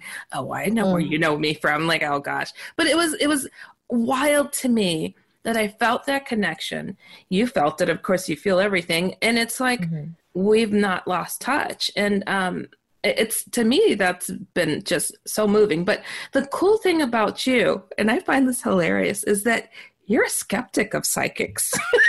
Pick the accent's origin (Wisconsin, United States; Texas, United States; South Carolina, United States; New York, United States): Wisconsin, United States; Milwaukee; I see you're from my hometown of Milwaukee, Wisconsin.